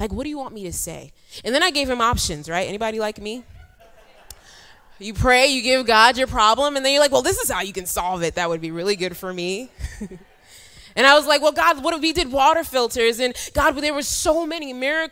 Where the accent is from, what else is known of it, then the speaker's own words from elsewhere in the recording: New York City, New York, United States; moved away as an adult; also born or lived in Ghana; now in Ivory Coast; born in Ghana and I grew up in New York City and now I work in Ivory Coast